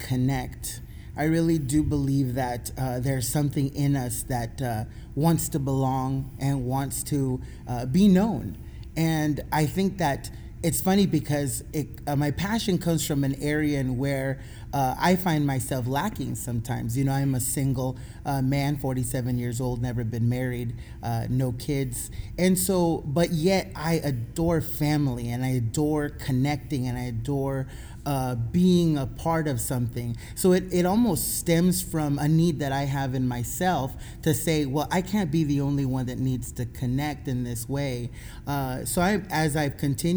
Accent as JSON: {"language": "English", "town": "San Diego", "region": "California", "country": "United States", "moved": "as an adult", "said": "I'm originally from San Diego, California, and I moved here."}